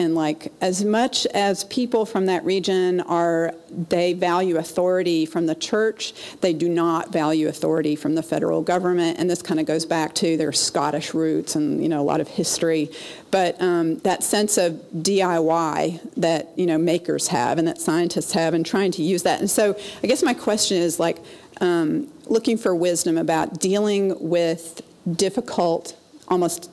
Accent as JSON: {"language": "English", "region": "the South", "country": "United States", "said": "I'm from the South."}